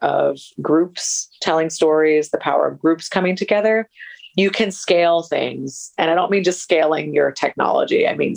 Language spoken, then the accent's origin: English; United States; moved away as an adult; also born or lived in Colombia; I come originally from the States.